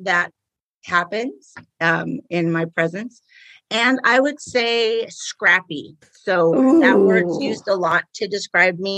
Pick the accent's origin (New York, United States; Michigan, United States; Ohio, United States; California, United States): California, United States; Riverside; I am from Riverside, which is the Inland Empire in Southern California. I've lived here my whole life.